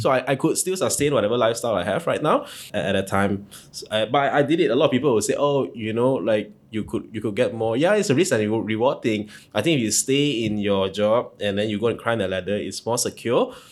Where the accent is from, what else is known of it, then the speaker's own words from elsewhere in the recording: Ipoh, Perak, Malaysia; moved away as an adult; now in Kuala Lumpur, Malaysia; I'm not from here. I'm from Ipoh